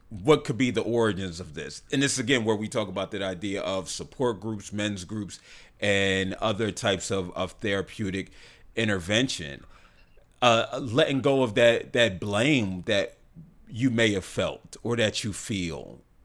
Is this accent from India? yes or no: no; the South, United States; growing up in the South